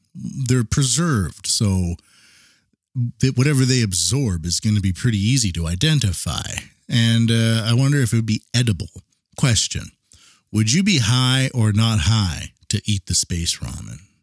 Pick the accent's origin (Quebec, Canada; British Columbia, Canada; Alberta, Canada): British Columbia, Canada; Vancouver Island; moved away as an adult; now in Tokyo, Japan; I'm from Vancouver Island, Canada